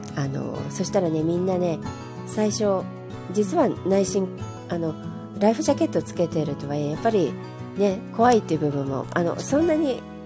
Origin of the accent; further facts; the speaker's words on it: Japan; 日本はもちろん自分の母国だから好きだけども